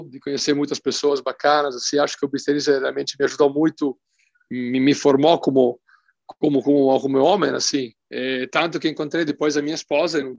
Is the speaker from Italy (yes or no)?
yes; Italy; moved away as an adult; now in Porto Alegre, Brazil; Eu sou italiano, nasci na Itália.